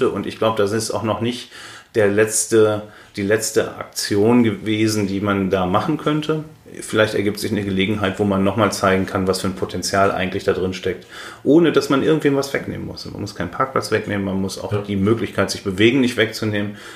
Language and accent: German; North Rhine-Westphalia, Germany; now in Berlin, Germany; die in meiner Heimatstadt in Ostwestfalen leben, ist Berlin ein Moloch für meine Verwandten, die auf dem Land leben auch.